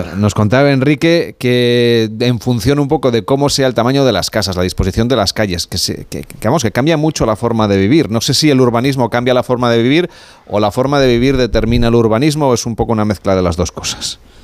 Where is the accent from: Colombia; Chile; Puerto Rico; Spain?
Spain; en nuestro país, en España, los españoles somos